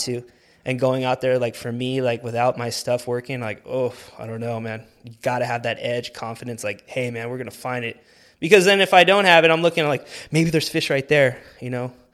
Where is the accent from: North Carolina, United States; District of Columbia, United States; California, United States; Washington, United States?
California, United States; Whittier; I grew up right here in Whittier